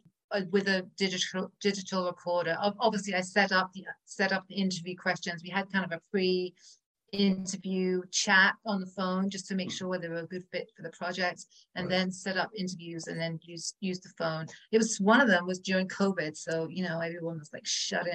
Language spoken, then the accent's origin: English; England, United Kingdom; moved away; I'm from England, right? So we smoke a lot, we drink a lot, we eat a lot of cheese and butter and sugar. That was pretty much my diet growing up